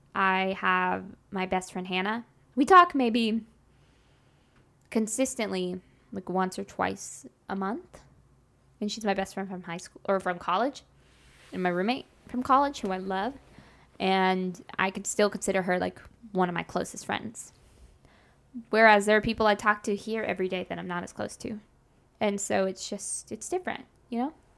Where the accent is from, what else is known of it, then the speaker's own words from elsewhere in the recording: Grapevine, Texas, United States; I grew up in Dallas, Fort Worth, specifically in the town Grapevine